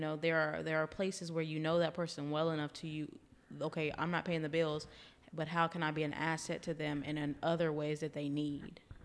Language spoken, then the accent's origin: English; Louisiana, United States; now in Austin, United States; I'm originally from Louisiana, so we were, you know, pouring crawfish on the tables